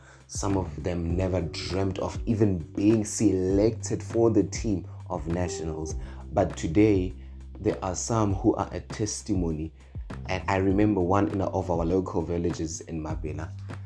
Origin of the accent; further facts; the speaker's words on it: Mokopane, Limpopo, South Africa; Born and raised in Makopane in Limpopo